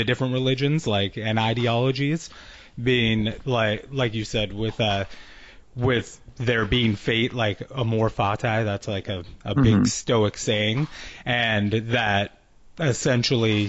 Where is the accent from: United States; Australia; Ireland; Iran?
United States; I'm from the United States, so I grew up with a Western philosophy